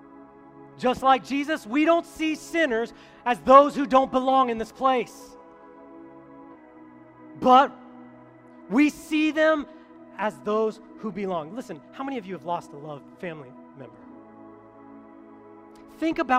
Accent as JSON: {"language": "English", "region": "Colorado", "country": "United States", "moved": "yes", "said": "I'm from Colorado"}